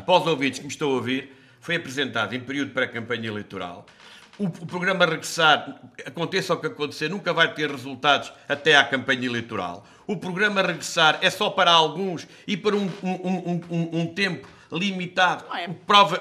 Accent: Castelo Branco, Portugal; eu sou de Castelo Branco

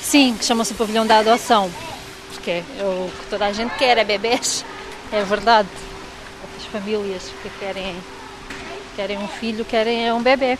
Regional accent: Faro, Algarve, Portugal; born or raised there

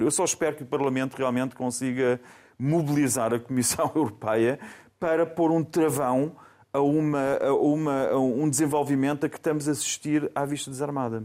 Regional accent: Faro, Algarve, Portugal; moved away; also born or lived in Germany; a minha terra, nasci em Faro, a minha terra são os Algarves

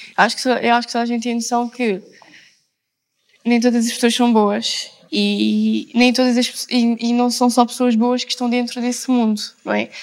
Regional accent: Portimão, Faro, Portugal; venho de Portimão

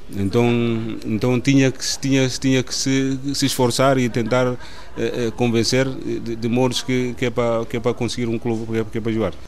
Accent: Mansoa, Oio, Guinea-Bissau; moved away as an adult; also born or lived in Bissau / Qatar; now in Portugal; sou guinense, nasci na cidade de Mansoa, na eh, Guiné-Bissau.

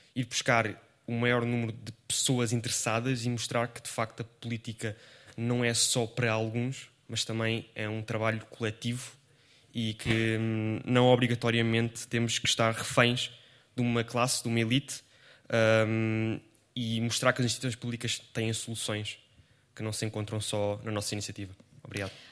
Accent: Margem Sul, Lisbon, Portugal; também sou da Margem Sul

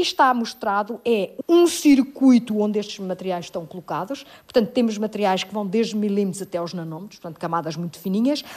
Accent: Ílhavo, Aveiro District, Portugal; A minha adolescência passa-se em Ilhavo, na fábrica de porcelana da Vista Alegre, no meio da porcelana.

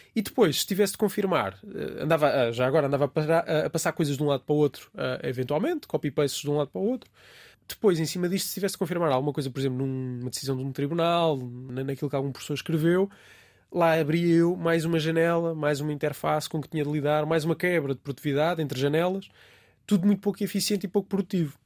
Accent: Ribatejo, Portugal; moved away as an adult; also born or lived in Alentejo; now in Lisbon, Portugal; sou alentejano de nascimento e tenho uma boa parte da minha família no Alentejo, embora nunca tenha vivido lá. Sinto que tenho essas raízes uh, alentejanas. Vivi, na verdade, grande parte da minha vida no Ribatejo

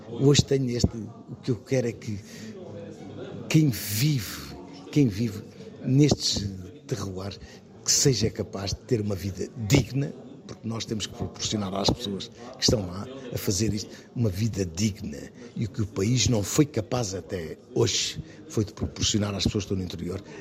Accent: Portugal; todos nós, como portugueses

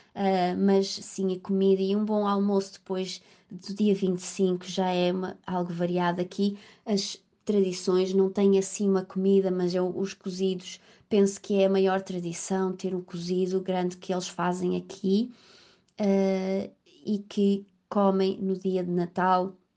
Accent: Faial, Azores, Portugal; moved away as an adult; also born or lived in Coimbra, Portugal / London, United Kingdom; now in Liverpool, United Kingdom; sou natural do Faial, dos Açores.

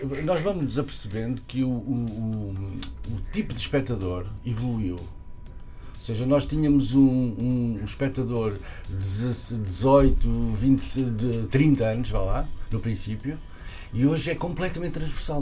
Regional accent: Portugal; lá da minha aldeia também

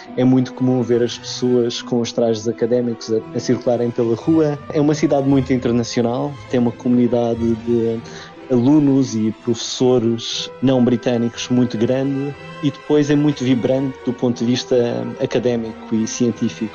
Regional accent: Madeira, Portugal; now in Oxford, United Kingdom; sendo madeirense

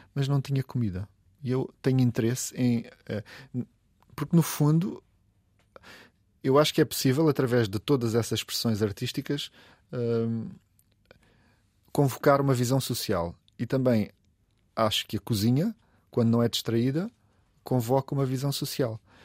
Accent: Olhão, Algarve, Portugal; now in Lisbon, Portugal; eu sou de lá, não há dúvida, eu digo, eu sou de Olhão.

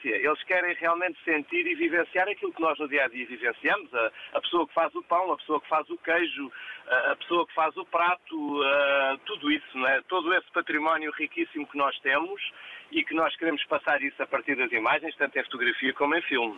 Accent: Portugal; o nosso país

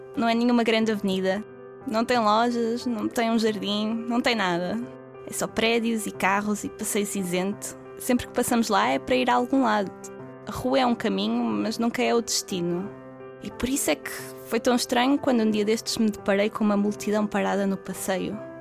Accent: Penafiel, Norte, Portugal; moved away as an adult; now in Porto, Portugal; Eu sou de Penafiel, mas já vivo no Porto há alguns anos

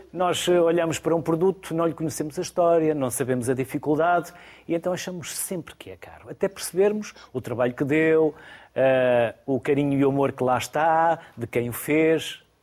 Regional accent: Porto, Norte, Portugal; eu também sou do Porto, por isso conheço bem o meu sotaque

